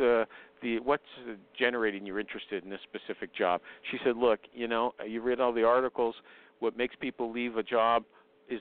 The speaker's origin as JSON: {"language": "English", "country": "Canada", "said": "I'm Canadian"}